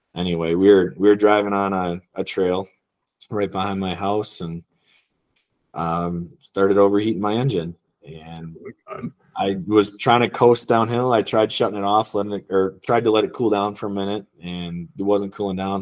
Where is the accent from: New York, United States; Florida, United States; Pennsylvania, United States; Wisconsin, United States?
Wisconsin, United States; moved away as an adult; also born or lived in Michigan; now in Utah, United States; I'm from Wisconsin originally